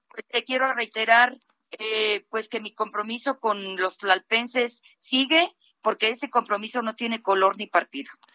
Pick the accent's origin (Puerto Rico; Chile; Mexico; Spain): Mexico; also born or lived in Mexico City; como ciudadana de este, de esta gran ciudad y como, como mexicana